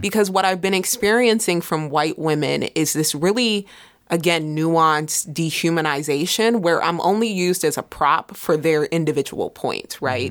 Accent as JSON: {"language": "English", "town": "Middletown", "country": "United States", "said": "I'm from Middletown"}